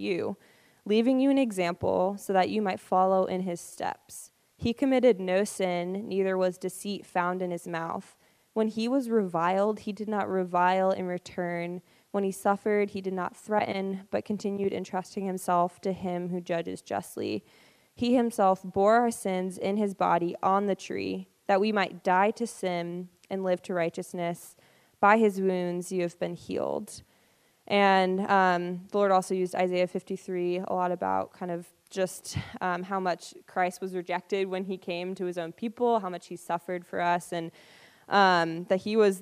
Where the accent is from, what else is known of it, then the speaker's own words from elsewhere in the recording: Burlington, Vermont, United States; moved away as an adult; also born or lived in North Carolina; I grew up in Vermont in like the Burlington and Essex area